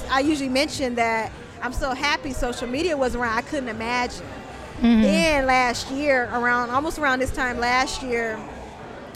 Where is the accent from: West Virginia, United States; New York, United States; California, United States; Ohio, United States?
California, United States; Oakland; I'm born and raised in East Oakland